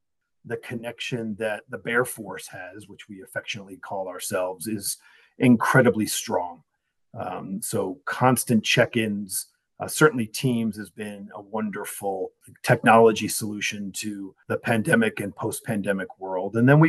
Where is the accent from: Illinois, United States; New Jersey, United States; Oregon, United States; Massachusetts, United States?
New Jersey, United States; now in Colorado, United States; I'm from New Jersey, you know, kind of born and raised, even though I wasn't born there, but I'm proud to say I'm from the great state of New Jersey. I'm currently in Colorado